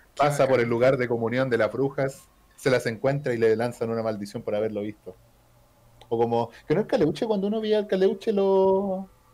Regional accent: Chile; Aquí somos chilenos

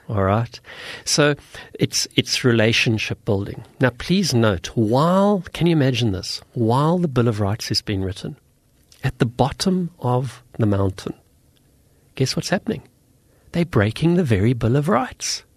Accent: South Africa; I come from South Africa

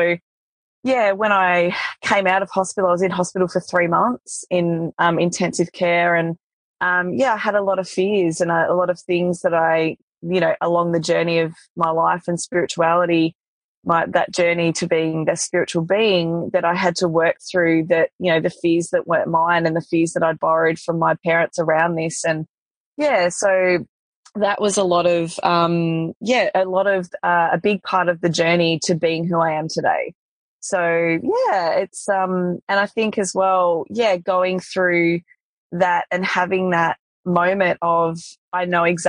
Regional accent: Tasmania, Australia; I grew up in Tasmania

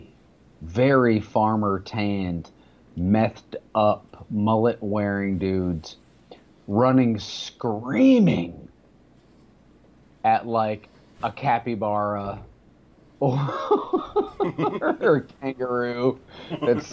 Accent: Arizona, United States; I grew up in Arizona, in between Tucson and Phoenix

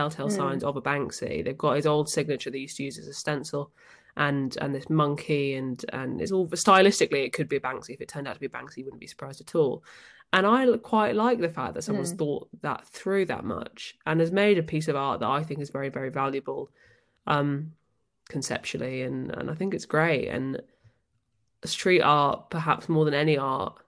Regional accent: Northampton, East Midlands, United Kingdom; Northampton, which is my hometown

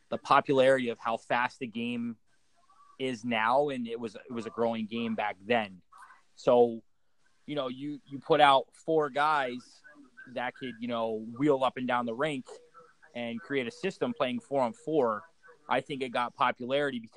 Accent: Philadelphia, Pennsylvania, United States; Uh, I'm from Philadelphia, uh, Pennsylvania. I actually grew up playing uh, ice hockey my whole life

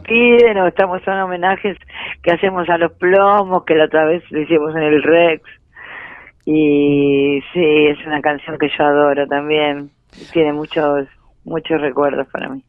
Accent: Ramos Mejía, Buenos Aires Province, Argentina; also born or lived in Floresta, Buenos Aires; me siento de Ramos no porque no me sienta de Floresta, sino porque hice los dos colegios, porque mis amigos, por, el barrio, porque me crié ahí, crecí ahí.

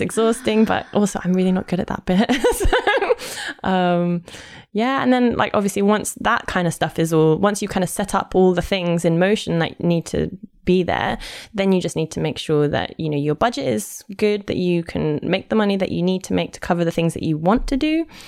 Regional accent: London, United Kingdom; accent: posh; I am hundred percent Londoner. I'm from North London, um, but I've lived in South London for more or less ten years

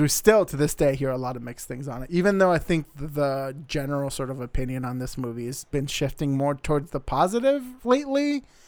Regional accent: Arizona, United States; also born or lived in Montana; now in Seattle area, United States; I'm originally from Arizona

